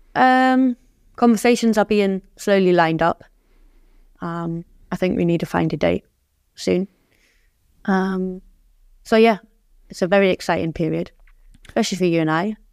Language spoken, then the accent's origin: English; Germany; moved away; growing up in Germany